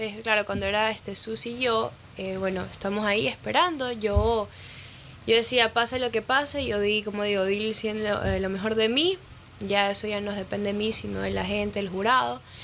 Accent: Ecuador; also born or lived in Miami; now in United States; Ecuador es donde yo nací

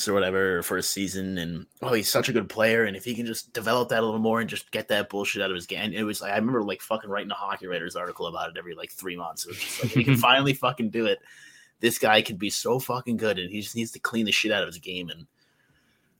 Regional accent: United States; as an American

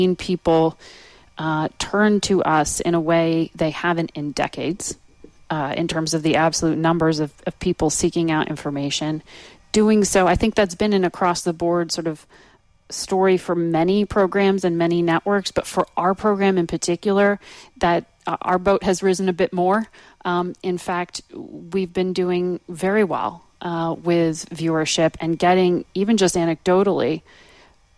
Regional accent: Danbury, Connecticut, United States; moved away as an adult; also born or lived in Stamford, Connecticut / Virginia; I was born in Connecticut, you're right, Stamford, Connecticut, grew up in Danbury, Connecticut

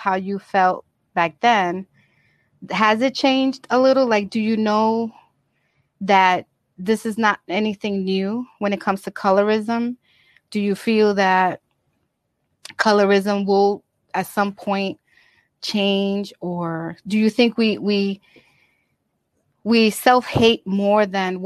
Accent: New York, United States; I grew up in New York

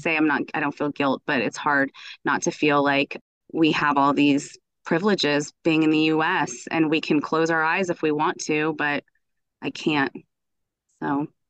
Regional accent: United States; I was raised in the United States. My family is from Iran.

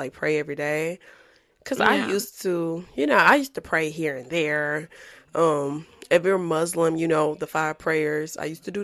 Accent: Baton Rouge, Louisiana, United States; moved away; I'm from Baton Rouge

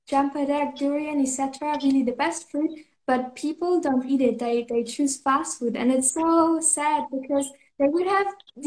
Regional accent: Germany; now in Canary Islands, Spain; I'm originally from Germany

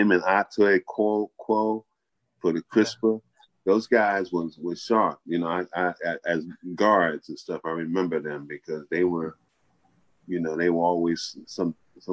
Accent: Atlantic City, New Jersey, United States; I'm here locally, where I'm at here, when I was born and raised here in Atlantic City

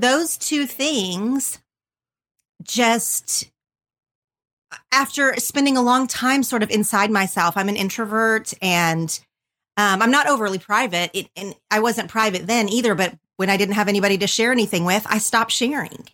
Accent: southern Oklahoma, United States; moved away as an adult; now in Los Angeles, United States; I grew up in a super tiny town in southern Oklahoma

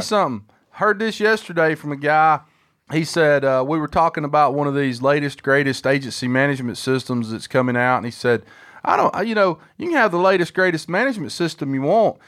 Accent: Huntsville, Alabama, United States; my hometown

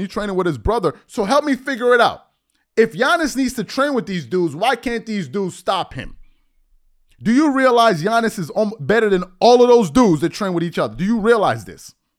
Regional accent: United States; As somebody that was born and raised in the States

